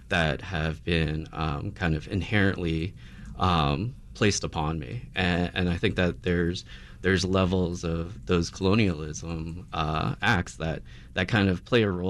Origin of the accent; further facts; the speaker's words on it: United States; you know as Filipino Americans uh, we do kind of carry these.